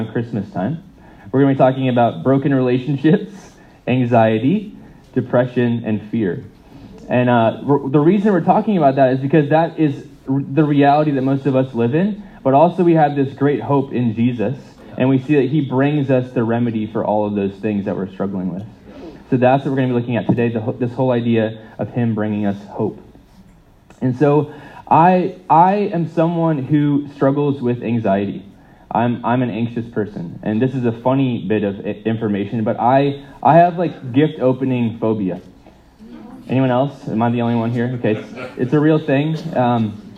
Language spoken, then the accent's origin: English; United States; moved away; as an American